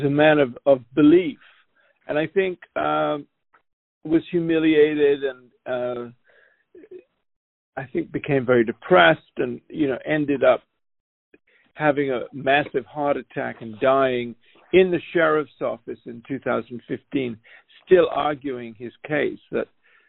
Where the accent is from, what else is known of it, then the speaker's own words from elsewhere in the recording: United Kingdom; as a Brit